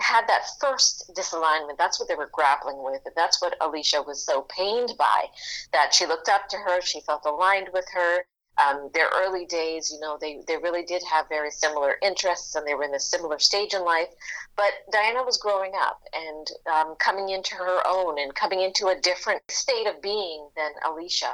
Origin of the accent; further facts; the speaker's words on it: Toronto, Ontario, Canada; I grew up in Rexdale, which is not Jane and Finch